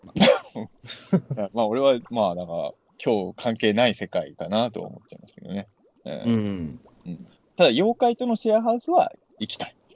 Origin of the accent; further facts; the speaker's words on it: Ibaraki, Japan; 俺、俺、茨城県民だか分かんないけど